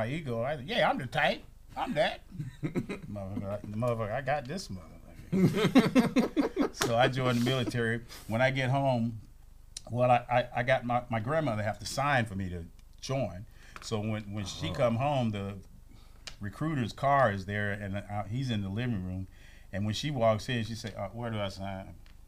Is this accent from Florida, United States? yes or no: yes; Kissimmee, Florida, United States; I'm from Kissimmee.